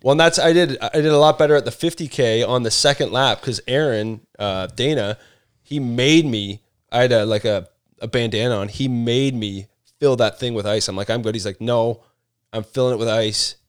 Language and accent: English; Canada; moved away; also born or lived in London, Ontario; I'm from Canada